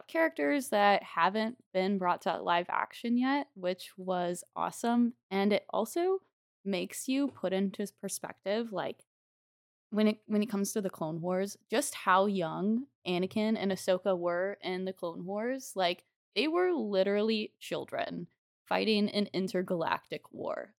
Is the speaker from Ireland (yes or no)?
no; St. Charles, Missouri, United States; my hometown of Saint Charles, Missouri